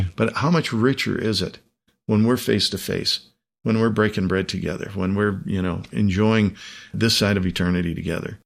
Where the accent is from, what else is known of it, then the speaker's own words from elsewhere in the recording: United States; the country in which I was born, in which hmm. I was reared. And it's not that I'm not an American